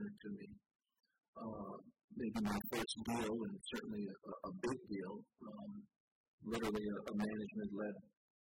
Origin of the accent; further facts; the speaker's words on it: Hawaii, United States; also born or lived in Boston; now in Portland, United States; I grew up in Hawaii